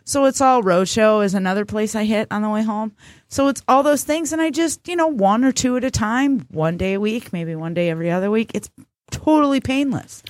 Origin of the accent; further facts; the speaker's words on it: United States; We, as American people